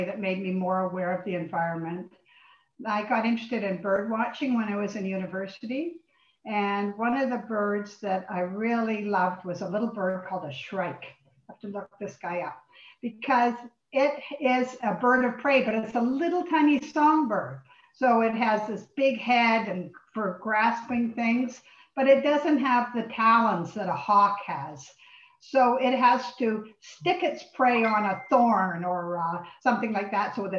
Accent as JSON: {"language": "English", "town": "Lindsay", "region": "Ontario", "country": "Canada", "tie": "born or raised there", "also_born_or_lived": "England", "lives_now": "Richmond Hill, Canada", "said": "I was born in England. I came here as a baby, and my parents lived on a farm near Lindsay"}